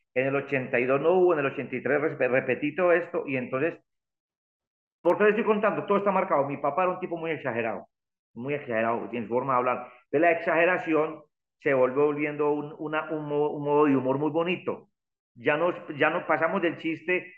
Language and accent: Spanish; El Santuario, Antioquia, Colombia; mi pueblo el santuario